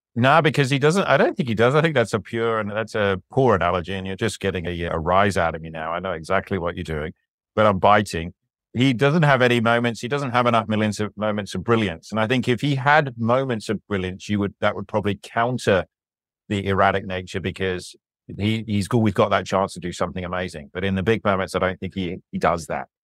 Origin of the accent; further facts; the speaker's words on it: England, United Kingdom; moved away; I'm an Englishman